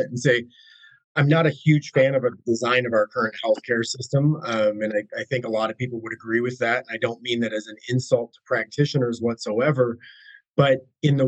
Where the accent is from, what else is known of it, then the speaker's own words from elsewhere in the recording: United States; I'm American, born and blue, love my country